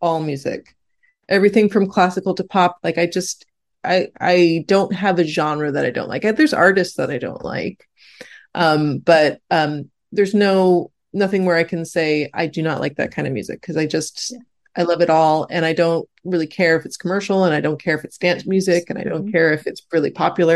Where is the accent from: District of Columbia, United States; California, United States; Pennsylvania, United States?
California, United States; I'm very Californian